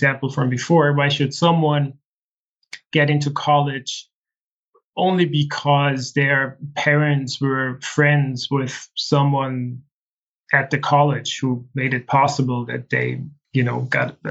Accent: Austria; from the age of six, I grew up in a small village in the Austrian Alps.

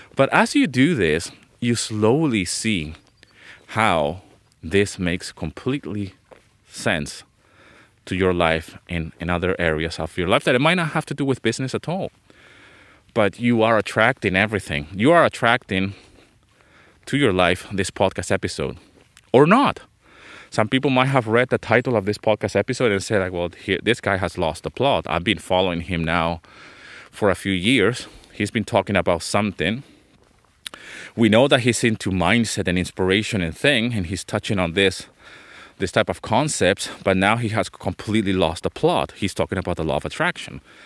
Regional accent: Venezuela; moved away as an adult; also born or lived in London, England; I was born in London, England. Okay, but I grew up in Venezuela

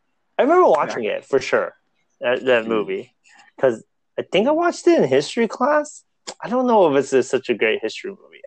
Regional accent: United States; we're in America and we're American

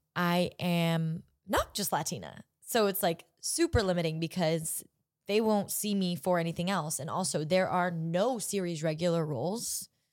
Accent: Orange County, California, United States; I am from Orange County

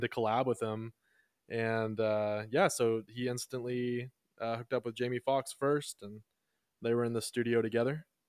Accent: Texas, United States; we're from Texas

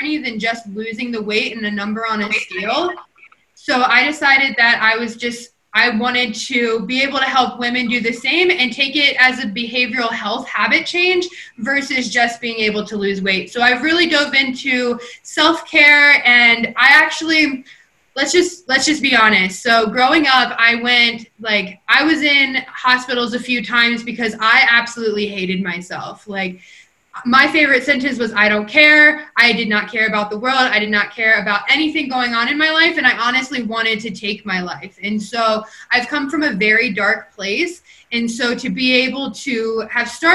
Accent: Kentucky, United States; now in Colorado, United States; originally, I was born and raised in Kentucky, a small town

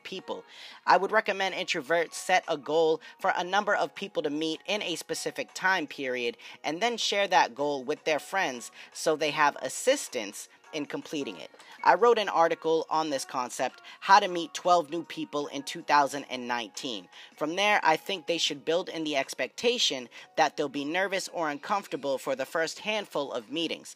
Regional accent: New England, United States; I am from New England

